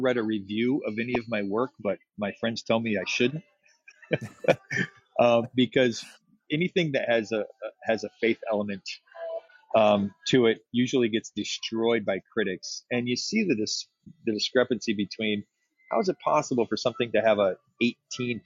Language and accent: English; West Michigan, United States; moved away as an adult; also born or lived in Los Angeles; growing up in West Michigan, it's an amazing community